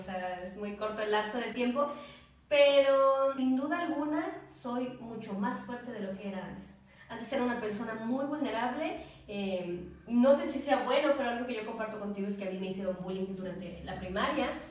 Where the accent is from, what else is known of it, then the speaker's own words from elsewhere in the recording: Xalapa, Veracruz, Mexico; soy de aquí, de Jalapa, Veracruz.